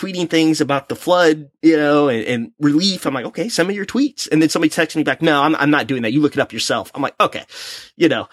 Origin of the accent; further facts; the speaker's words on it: Missouri, United States; I'm from Missouri